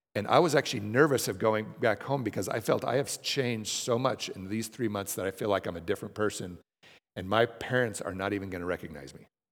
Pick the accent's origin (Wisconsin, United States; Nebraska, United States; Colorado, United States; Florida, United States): Colorado, United States; Denver; moved away as an adult; I moved b, back home. I'm from Denver